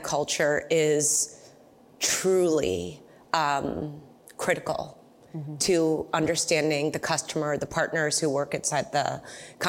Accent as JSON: {"language": "English", "country": "United States", "tie": "born or raised there", "said": "I grew up in America"}